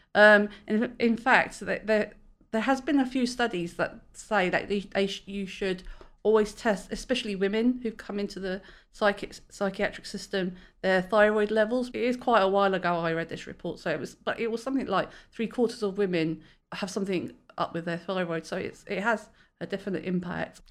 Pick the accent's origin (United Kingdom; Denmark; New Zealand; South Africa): United Kingdom; London; now in Great Yarmouth, United Kingdom; I'm originally a Londoner, but I live in Great Yarmouth